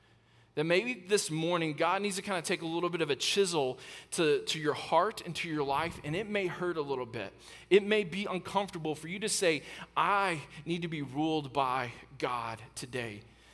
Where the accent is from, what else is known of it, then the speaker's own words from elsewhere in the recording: Texas, United States; I know I'm from Texas